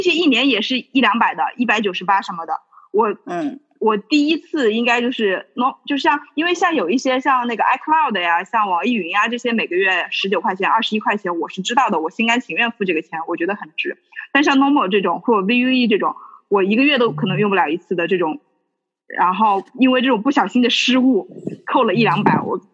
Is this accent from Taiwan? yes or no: no; Hubei, China; 我作为一个湖北人